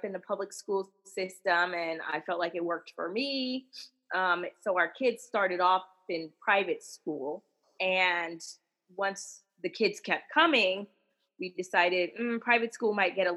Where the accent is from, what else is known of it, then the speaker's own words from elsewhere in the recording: Los Angeles, California, United States; moved away as an adult; now in Central Texas, United States; I was born and raised in Los Angeles